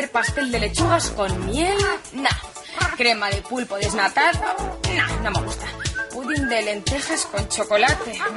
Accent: Region of Murcia, Spain; Dime, ¿de dónde eres? De la Murcia.

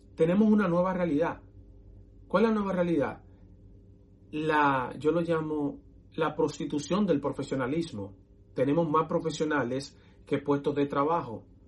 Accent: Dominican Republic; moved away as an adult; now in United States; soy dominicano

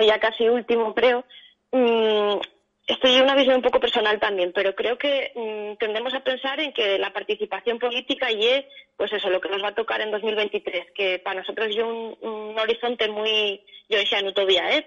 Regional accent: Asturias, Spain; somos personas que venimos de distintas zonas de Asturias

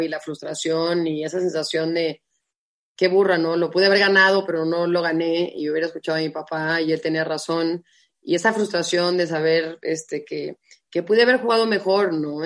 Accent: Guadalajara, Jalisco, Mexico; moved away as an adult; also born or lived in Tucson, Arizona; now in Mexico City, Mexico; nací en Guadalajara, ¿no? Tengo dos hermanos grandes, Javier y Alejandro, y una hermana chica, Daniela. Eh, crecí en una familia común y corriente

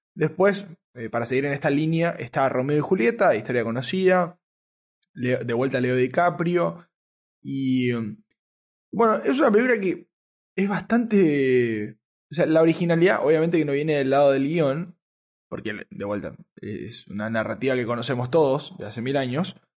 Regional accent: Argentina; el, argentino que, soy, y, era

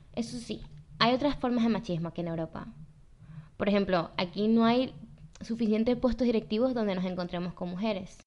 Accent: Venezuela; nacimos en Venezuela

